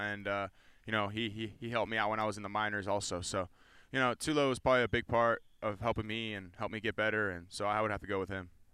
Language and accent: English; California, United States; moved away